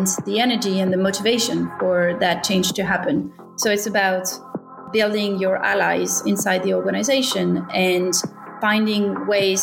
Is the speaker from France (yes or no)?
yes; France; accent: French; English is a second language; moved away as an adult; now in Australia; I'm from France originally. You can probably tell from my accent, but I arrived in Australia 12 years ago.